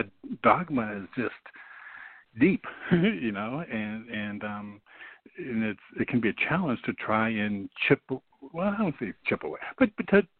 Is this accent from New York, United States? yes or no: yes; New York, United States; moved away as an adult; also born or lived in California; now in South Carolina, United States; I was born and raised in New York, lived most of my adult life in California, and now I'm living in South Carolina.